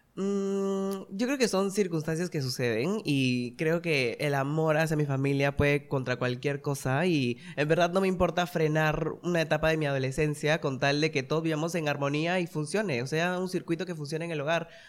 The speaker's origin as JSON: {"language": "Spanish", "town": "Chiclayo", "region": "Lambayeque", "country": "Peru", "tie": "born or raised there", "moved": "yes", "said": "yo soy de Chiclayo, nací en la ciudad de Chiclayo"}